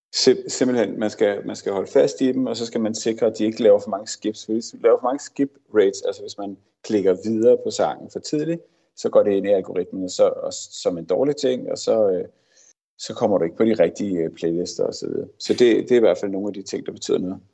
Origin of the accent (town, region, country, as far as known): Denmark